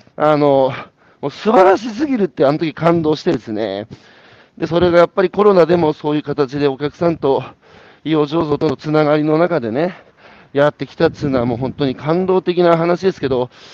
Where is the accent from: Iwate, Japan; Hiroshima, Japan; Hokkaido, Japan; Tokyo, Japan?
Iwate, Japan; 僕は岩手ですけど